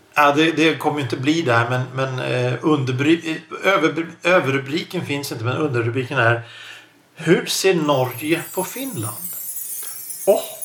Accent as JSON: {"language": "Swedish", "town": "Stockholm", "region": "Stockholm County", "country": "Sweden", "said": "jag som stockholmare, Stockholmsregionen"}